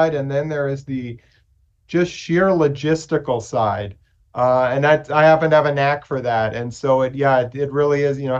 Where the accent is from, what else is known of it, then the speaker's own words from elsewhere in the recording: Nebraska and Kansas, Midwest, United States; Midwest boy, Nebraska and Kansas, so I grew up with the tornadoes.